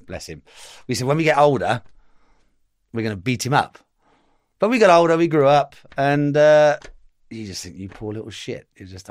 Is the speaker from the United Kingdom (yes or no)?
yes; Cheltenham, South West England, United Kingdom; also born or lived in St. Paul's; The Cotswolds. I was from Cheltenham. I was born in St. Paul's.